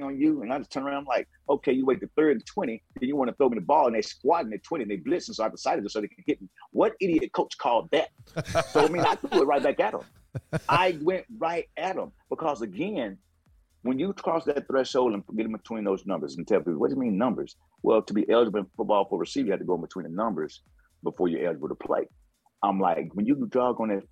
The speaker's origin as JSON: {"language": "English", "town": "Waco", "region": "Texas", "country": "United States", "said": "I'm from Waco, Texas"}